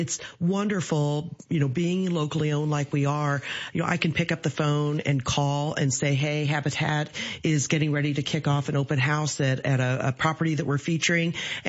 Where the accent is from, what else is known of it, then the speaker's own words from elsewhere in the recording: Decatur, Illinois, United States; I grew up in Decatur, went to school here, graduated from Lakeview High School many years ago.